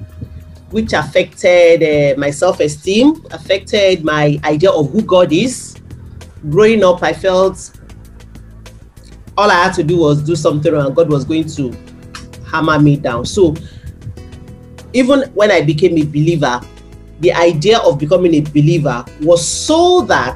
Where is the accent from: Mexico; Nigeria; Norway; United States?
Nigeria; Abeokuta, Ogun State; growing up in Abeokuta